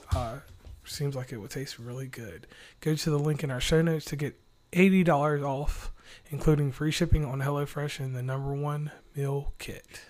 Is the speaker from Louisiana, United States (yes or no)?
no; Lynchburg, Virginia, United States; I'm from this place called Lynchburg, Virginia